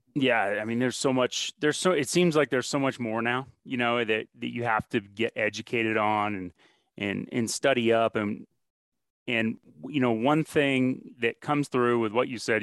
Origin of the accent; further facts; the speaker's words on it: Northeast, United States; moved away; I'm from the Northeast originally